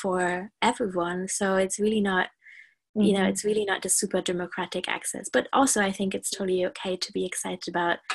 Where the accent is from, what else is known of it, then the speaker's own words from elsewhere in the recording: Germany; now in United Kingdom; I am from Germany